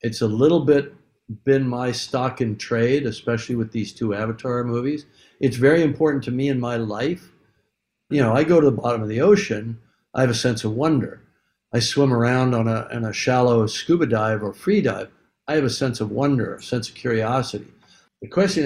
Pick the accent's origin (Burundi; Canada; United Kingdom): Canada; I'm white. I'm Canadian